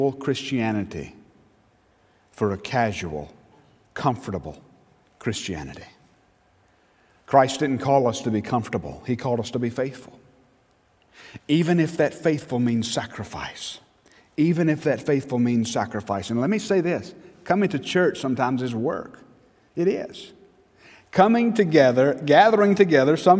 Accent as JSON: {"language": "English", "town": "Newnan", "region": "Georgia", "country": "United States", "said": "I was from Newnan"}